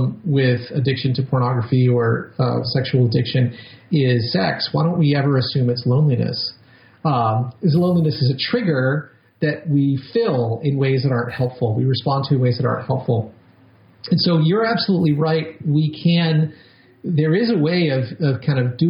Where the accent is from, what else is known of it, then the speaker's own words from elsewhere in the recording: New York, United States; I'm a New Yorker